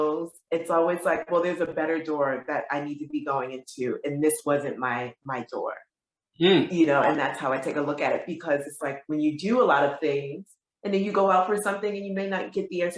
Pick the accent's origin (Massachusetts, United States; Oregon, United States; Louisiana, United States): Massachusetts, United States; Springfield; moved away as an adult; also born or lived in Bronx, New York; now in New York City, United States; I was born in New York, Bronx, New York, but I was raised in Springfield, Massachusetts